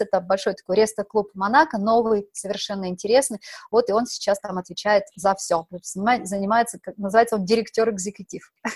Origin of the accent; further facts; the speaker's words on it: Omsk Oblast, Russia; moved away as an adult; also born or lived in Moscow / Paris / Provence; now in Monaco; Родилась я в Омской области, в таком маленьком